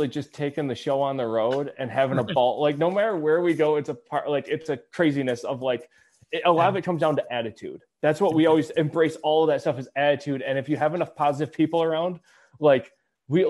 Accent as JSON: {"language": "English", "region": "Michigan", "country": "United States", "said": "We're from Michigan."}